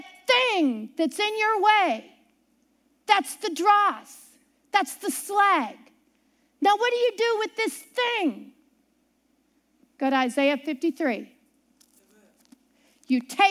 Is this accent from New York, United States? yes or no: no; Ohio, United States; also born or lived in Pittsburgh, Pennsylvania; I grew up near Pittsburgh, Pennsylvania. I lived all around there up until I was 6, and then my family moved to Ohio